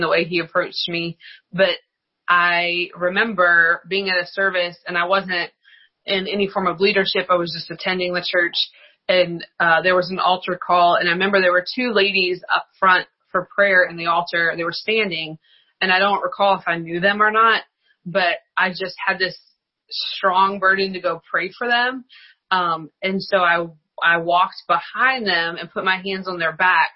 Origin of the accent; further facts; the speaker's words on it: outside of Lynchburg, Virginia, United States; I grew up outside of Lynchburg.